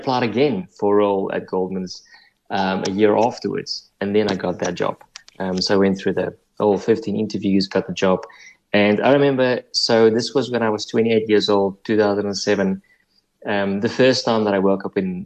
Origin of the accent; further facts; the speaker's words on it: Upington, Northern Cape, South Africa; moved away as an adult; also born or lived in Stellenbosch / London; I grew up in the Northern Cape, on a farm in the Northern Cape.